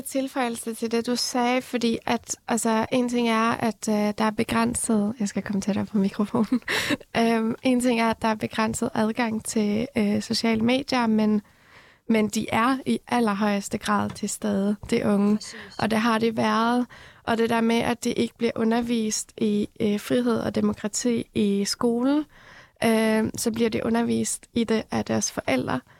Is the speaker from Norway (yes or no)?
yes; Norway; born or raised there; also born or lived in Iran